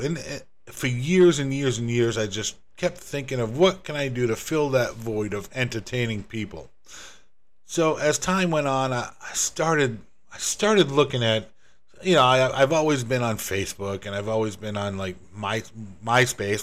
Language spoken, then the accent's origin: English; Northeast US, United States; moved away as an adult; also born or lived in Rhode Island / Massachusetts; now in Florida, United States; I'm originally from the Northeast, from Rhode Island in Massachusetts, and, uh, spent most of my life up there